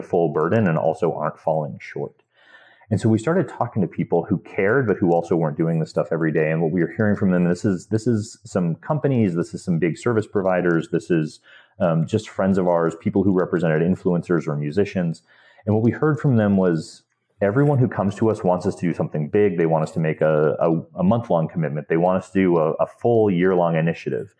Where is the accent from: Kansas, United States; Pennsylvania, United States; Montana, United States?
Montana, United States; I grew up in Montana, Montana is an unusual place